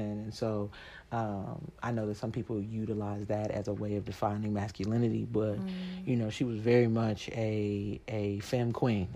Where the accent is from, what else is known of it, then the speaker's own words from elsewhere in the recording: Columbus, Ohio, United States; moved away; right now we're back home in my hometown, Columbus, Ohio